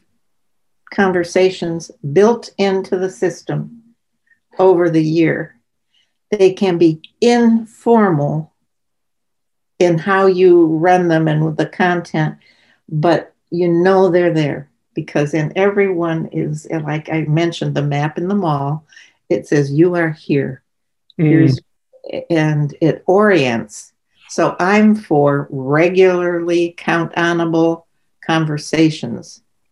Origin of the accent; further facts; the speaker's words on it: Midwest, United States; now in New England, United States; I grew up in the Midwest